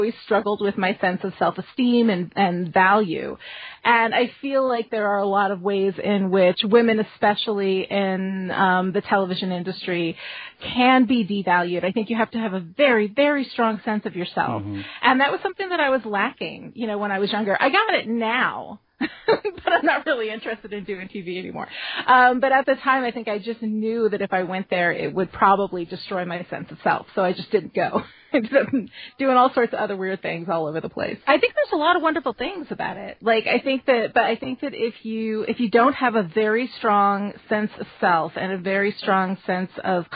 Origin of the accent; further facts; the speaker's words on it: Dutchess County, New York, United States; I was born in Dutchess County, New York State.